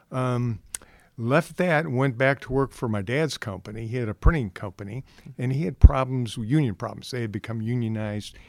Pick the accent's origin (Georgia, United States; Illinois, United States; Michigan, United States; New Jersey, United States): Illinois, United States; Chicago; moved away as an adult; now in Westfield, United States; I grew up in the Chicago area